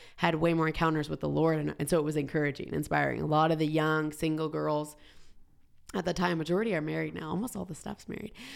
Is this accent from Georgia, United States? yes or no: yes; Georgia, United States; moved away as an adult; also born or lived in Southern California; now in Boise, United States; I grew up in Georgia, like high school